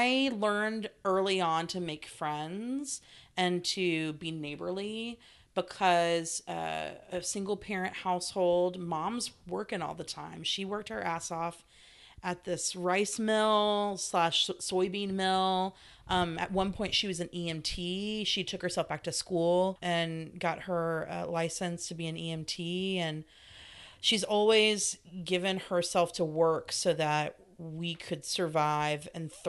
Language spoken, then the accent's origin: English; Stuttgart, Arkansas, United States; moved away as an adult; also born or lived in California; I was born in California, but I consider my hometown Stuttgart, Arkansas